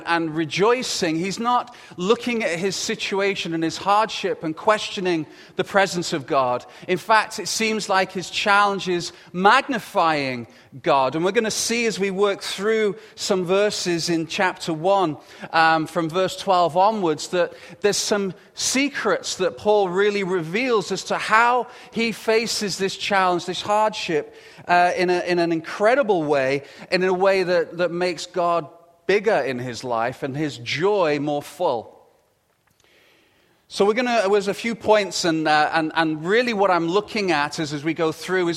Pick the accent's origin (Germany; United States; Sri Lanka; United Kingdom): United Kingdom; England; accent: English; with the English accent and everything that I have, my accent isn't as posh as his